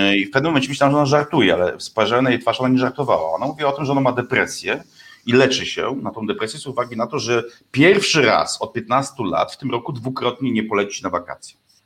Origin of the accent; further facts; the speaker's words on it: western Poland, Poland; skąd pochodzę, czyli zachodniej Polski